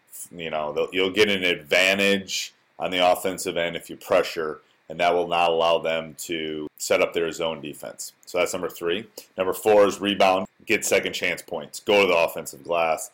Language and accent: English; Wisconsin, United States; I grew up in Wisconsin. I went away for school, but then came back